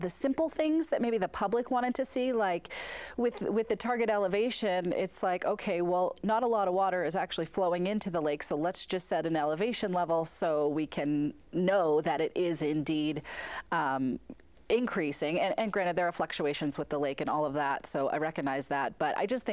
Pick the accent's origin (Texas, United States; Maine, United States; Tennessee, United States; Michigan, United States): Maine, United States; now in Utah, United States; I grew up in Maine. I'm from the East Coast.